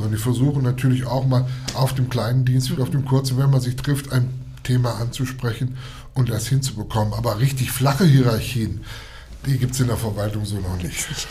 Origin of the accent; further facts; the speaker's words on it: along the Fulda river, Hesse, Germany; von der Mündung der Fulda, Fulda aufwärts, das ist gut sagen, das ist mein Heimatort.